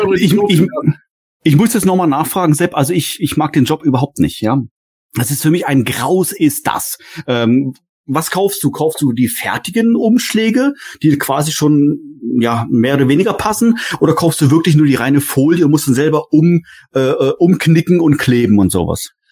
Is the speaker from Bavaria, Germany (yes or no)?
no; Lower Saxony, Germany; moved away; also born or lived in Baden-Württemberg; Ich, ich komme selber ja auch aus Norddeutschland, zwar nicht ganz so nördlich wie der Gordon, aber in Niedersachsen war das früher